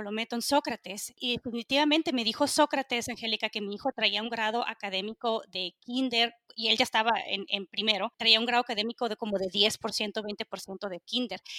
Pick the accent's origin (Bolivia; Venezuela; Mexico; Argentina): Mexico; soy mexicana, soy crecida en México, no soy ajena a lo que sucede en mi país